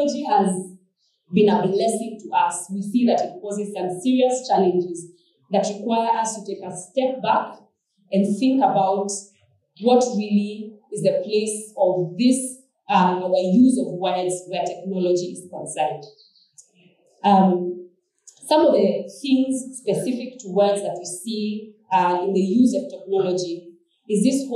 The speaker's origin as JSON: {"language": "English", "country": "Kenya", "tie": "born or raised there", "said": "growing up in Kenya in those days when KBC was the only form of entertainment"}